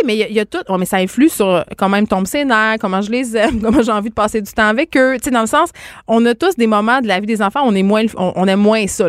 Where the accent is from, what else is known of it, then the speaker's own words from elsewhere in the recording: Saguenay, Quebec, Canada; je viens euh, du Saguenay.